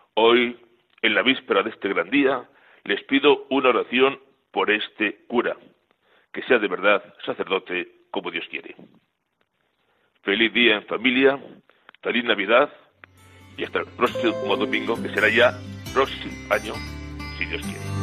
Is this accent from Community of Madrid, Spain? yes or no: yes; Miraflores de la Sierra, Community of Madrid, Spain; en mi pueblo, Miraflores de la Sierra, en la provincia de Madrid